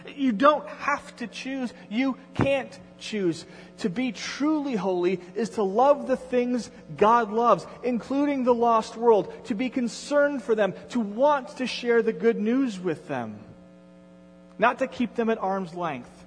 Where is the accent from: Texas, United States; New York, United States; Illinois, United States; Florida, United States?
New York, United States; Endicott; moved away; It, it, had been 15 years since I had been back to Endicott